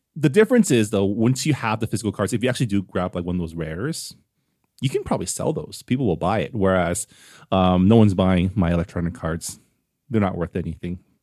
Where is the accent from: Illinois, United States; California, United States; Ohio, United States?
California, United States; San Gabriel; the city of San Gabriel, which is my hometown